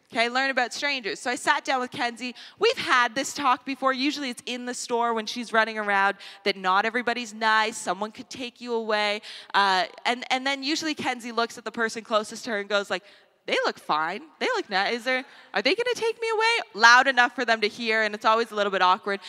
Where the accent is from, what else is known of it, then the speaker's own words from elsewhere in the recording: Canada; a Canadian society